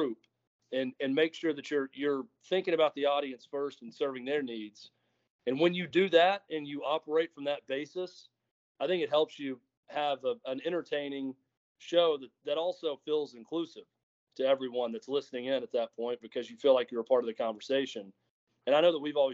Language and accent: English; Mount Juliet, Tennessee, United States; I'm from Mount Juliet